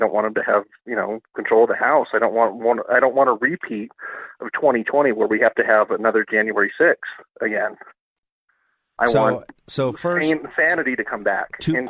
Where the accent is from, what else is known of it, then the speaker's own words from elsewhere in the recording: United States; now in Morrison, United States; I grew up in Tyler County